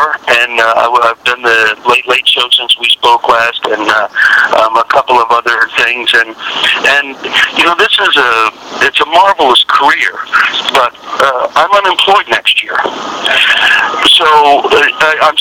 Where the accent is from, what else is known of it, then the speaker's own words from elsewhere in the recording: Denver, Colorado, United States; I'm very proud of my home state and town